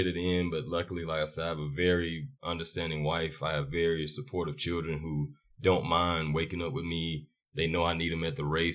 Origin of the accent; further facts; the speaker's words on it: Charlotte, North Carolina, United States; I'm from Charlotte